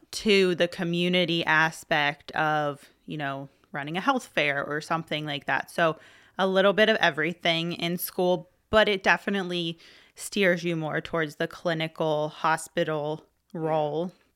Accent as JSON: {"language": "English", "town": "Middletown", "region": "Pennsylvania", "country": "United States", "tie": "born or raised there", "lives_now": "Hershey, United States", "said": "I grew up in Middletown."}